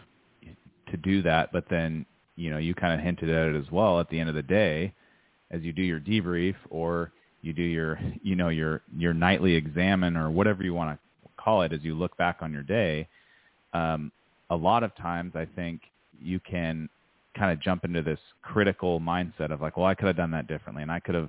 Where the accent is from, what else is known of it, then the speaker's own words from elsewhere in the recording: United States; be an American citizen and to live in this country